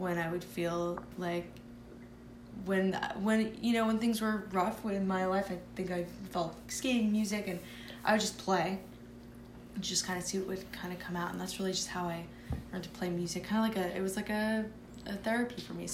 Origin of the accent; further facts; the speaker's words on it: New Jersey, United States; also born or lived in Manhattan, New York / Brooklyn, New York; we moved to Jersey. I was very young. I started preschool and with my twin brother.